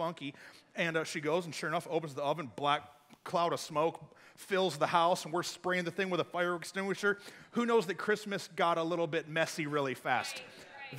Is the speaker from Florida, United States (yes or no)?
no; Flint, Michigan, United States; now in Texas, United States; I grew up in Michigan, and so there's like real snow there, not like Texas snow